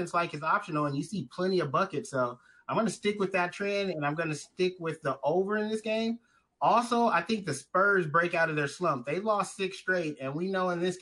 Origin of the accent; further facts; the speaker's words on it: Southern California, United States; I'm from Southern California